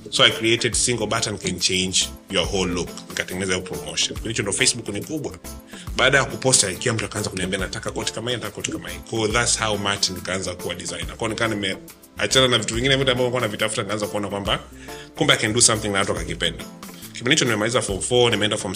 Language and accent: Swahili; Dar es Salaam, Tanzania; born there; Mi ndo nimezaliwa Dar es Salaam Lugalo.